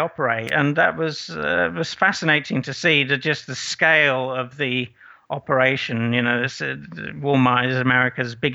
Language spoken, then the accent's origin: English; Aberystwyth, Wales, United Kingdom; moved away as an adult; also born or lived in Irvine, California; grew up in Wales, so um, I loved it there.